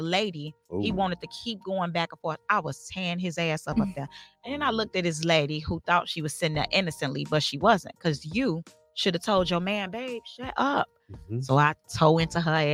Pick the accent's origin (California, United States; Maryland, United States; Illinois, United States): Illinois, United States; Chicago; I'm from Chicago.